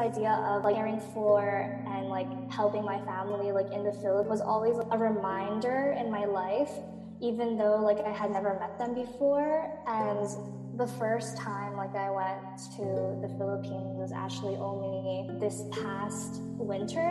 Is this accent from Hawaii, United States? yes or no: yes; Mililani, Hawaii, United States; moved away as an adult; also born or lived in Waipahu, Hawaii; now in Boston, United States; I was born and raised on Oahu, Hawaii, specifically Mililani, but I mostly went to school in Waipahu